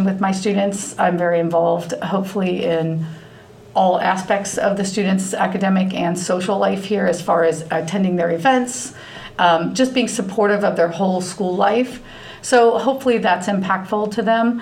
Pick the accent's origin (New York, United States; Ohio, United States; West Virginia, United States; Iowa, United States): Ohio, United States; Loveland; I grew up in Loveland. I graduated from Loveland High School